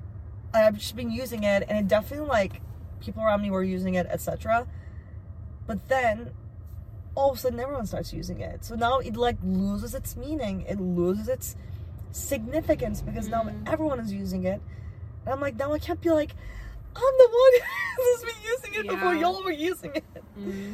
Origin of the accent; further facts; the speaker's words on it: Turkey; now in United States; I grew up in Turkey